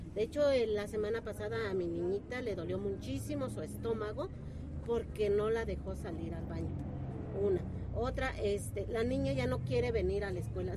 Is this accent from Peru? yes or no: no; San José del Alto, Querétaro, Mexico; la comunidad que somos de aquí de San José del Alto